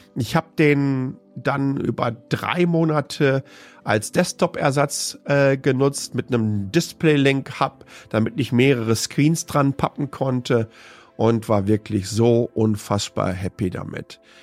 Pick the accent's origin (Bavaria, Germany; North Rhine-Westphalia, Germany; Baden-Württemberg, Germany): North Rhine-Westphalia, Germany; Waltrop; in der ich aufgewachsen bin, nämlich Waltrop im Kreis Ettinghausen. Ruhrpott-Kind